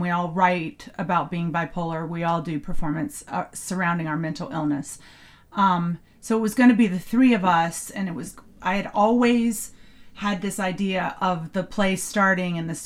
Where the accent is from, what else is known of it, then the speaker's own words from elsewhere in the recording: the South, United States; I grew up in the South